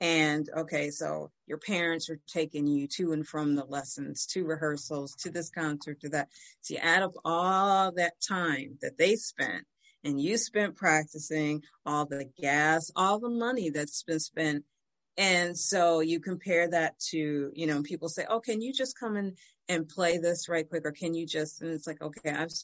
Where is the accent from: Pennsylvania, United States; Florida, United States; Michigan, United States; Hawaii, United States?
Michigan, United States; Detroit; when I grew up in Detroit, it was an amazing, it's still an amazing city